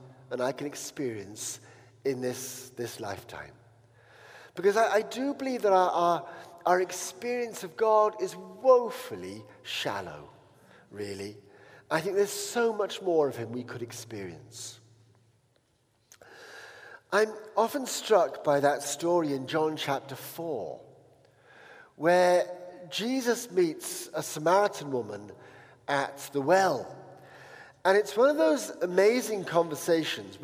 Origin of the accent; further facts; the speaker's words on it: Uttoxeter, West Midlands, United Kingdom; also born or lived in Paris; I came back home to, you know, my hometown, which was the most boring place in the world, called Uttoxeter